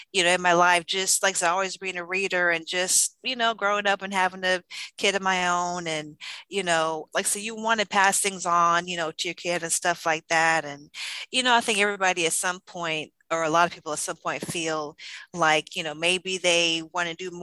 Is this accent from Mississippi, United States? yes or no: yes; Ocean Springs, Mississippi, United States; also born or lived in Tampa, Florida / Jackson, Mississippi; I'm from Ocean Springs. Been here ever since fourth grade and lived here pretty much the whole time